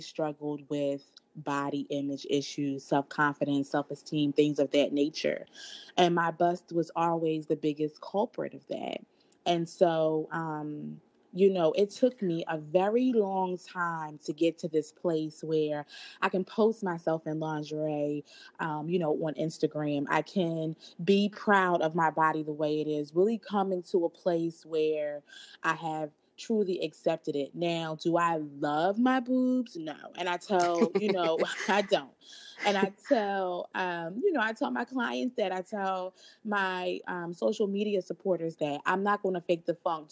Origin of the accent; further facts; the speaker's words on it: Philadelphia, Pennsylvania, United States; also born or lived in New York; moved back to my hometown of Philadelphia